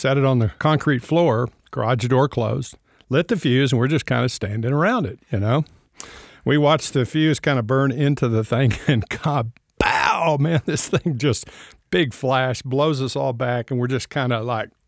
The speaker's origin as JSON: {"language": "English", "region": "Texas", "country": "United States", "tie": "born there", "said": "I was born in out in West Texas, and on the plains of West Texas, not a lot to do out there, just flat prairie"}